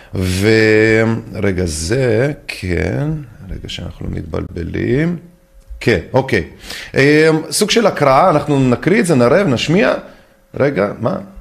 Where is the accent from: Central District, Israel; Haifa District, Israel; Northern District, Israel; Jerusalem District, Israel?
Central District, Israel; Netanya; אני גדלתי בקריית צאנז בנתניה